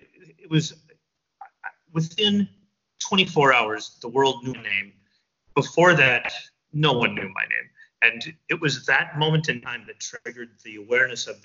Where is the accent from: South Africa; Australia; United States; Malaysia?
United States; Chicago, Illinois; when I was a little kid, I grew up in Chicago